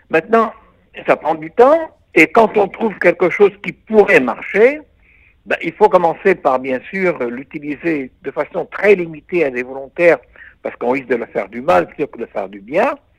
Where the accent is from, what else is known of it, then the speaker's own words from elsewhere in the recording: Israel; chez nous en Israël